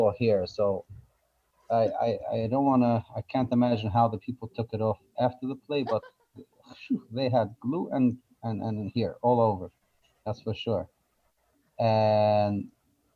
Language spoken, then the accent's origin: English; New York City, New York, United States; I grew up in Borough Park, Brooklyn